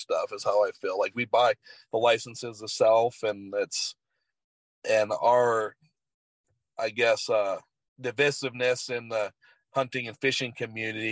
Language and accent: English; Southeast Alaska, United States; moved away; also born or lived in Wyoming; I grew up in Southeast Alaska